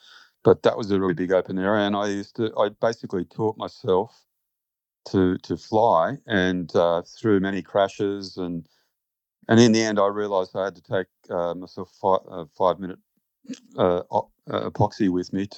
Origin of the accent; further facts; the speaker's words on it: Bankstown, New South Wales, Australia; I grew up in Bankstown, in the flight path of Bankstown Airport